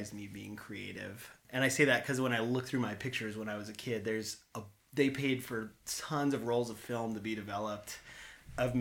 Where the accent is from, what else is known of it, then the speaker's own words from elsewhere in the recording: Palisade, Colorado, United States; moved away; also born or lived in Portland, Oregon; I grew up in Palisade, Colorado, so Western Colorado